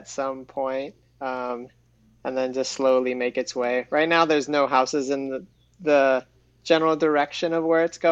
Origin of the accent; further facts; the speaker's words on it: North Shore, Oahu, Hawaii, United States; moved away as an adult; I moved away from Hawaii 10 years ago